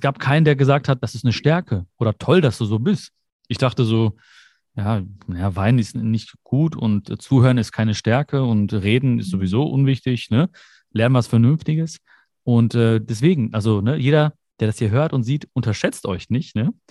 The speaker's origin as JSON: {"language": "German", "country": "Germany", "tie": "born or raised there", "also_born_or_lived": "India (ancestry)", "said": "ich bin zwar hier geboren, ich bin Deutscher, ich fühle mich auch so"}